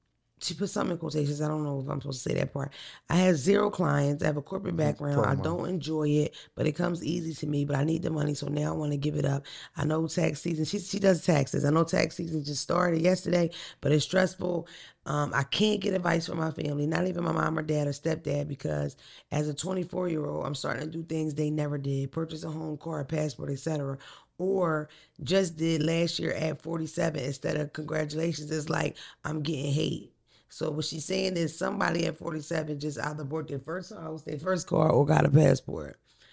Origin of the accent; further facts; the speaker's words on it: Georgia, United States; I have friends, but I'm from Clayton County, Georgia.